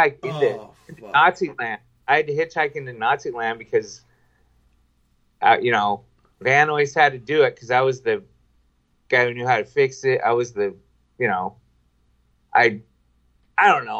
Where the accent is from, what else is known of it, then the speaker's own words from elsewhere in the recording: Washington, United States; also born or lived in Camano Island, Washington; we're from Washington State